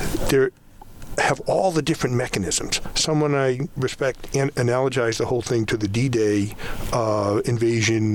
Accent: New Bedford, Massachusetts, United States; I grew up in New Bedford.

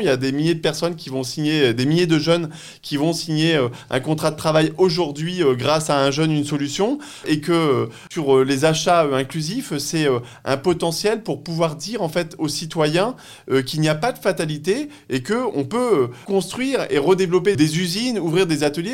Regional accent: Pas-de-Calais, Hauts-de-France, France; je suis né dans le Pas-de-Calais, enfin j'ai grandi dans le Pas-de-Calais

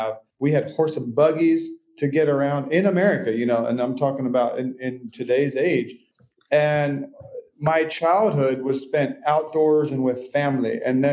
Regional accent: Nashville, Tennessee, United States; I'm from Nashville, Tennessee

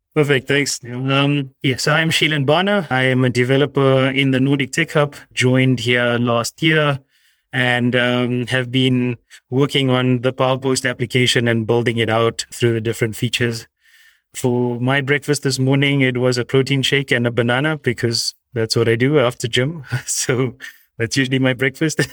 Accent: South Africa; moved away; I'm originally South African

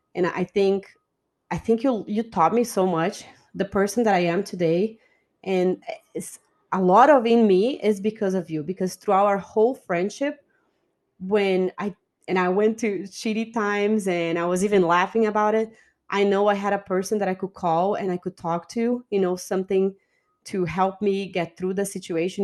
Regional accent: Brazil; English is a second language; moved away as an adult; also born or lived in Rostock, Germany / Stuttgart, Germany / Karlsruhe, Germany; now in Atlanta, United States; I moved from Brazil to Germany, in Germany, I live in different

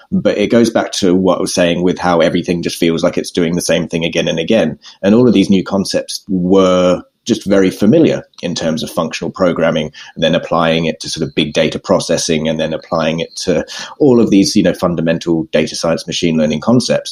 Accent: Perth, Western Australia, Australia; moved away as an adult; now in London, United Kingdom; I am unfortunately Australian

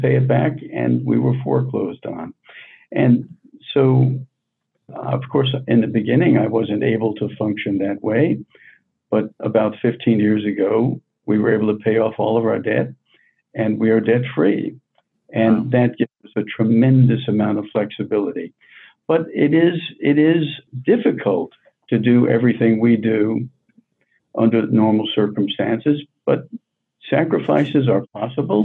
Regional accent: New York City, New York, United States; moved away as an adult; I grew up on New York City's Lower East Side

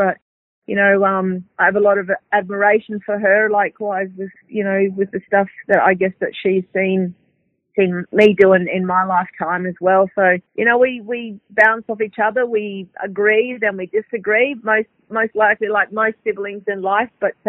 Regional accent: Darwin, Northern Territory, Australia; we had an opportunity growing up in Darwin where it was very multicultural, you know, 40% are Aboriginal people. We had a pretty good childhood growing up

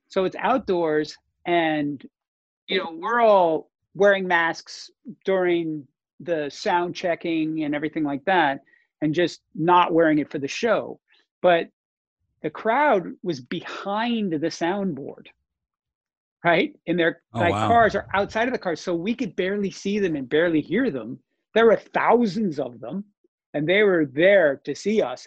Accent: North Dakota, United States; moved away; North Dakota, my hometown

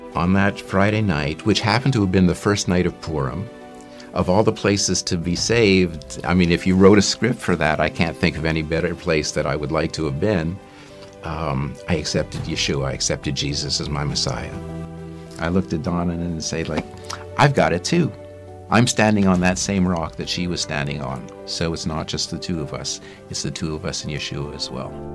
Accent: Montreal, Quebec, Canada; moved away as an adult; I was born in Montreal into a Jewish family.

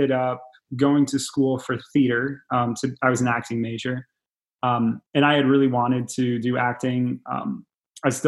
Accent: Galesburg, Illinois, United States; I'm from Galesburg, Illinois, only a few hours away from Chicago.

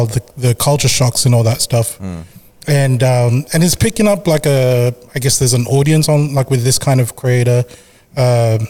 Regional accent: Philippines; I'm from Philippines

